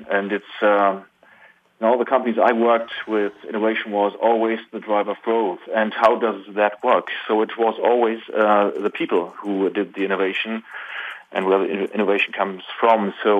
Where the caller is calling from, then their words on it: Germany; Well, I'm calling from Germany.